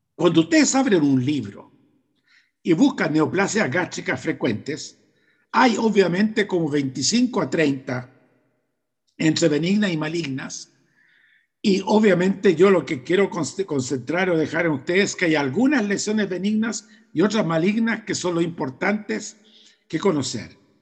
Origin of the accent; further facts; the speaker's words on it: Chile; En mi país, en Chile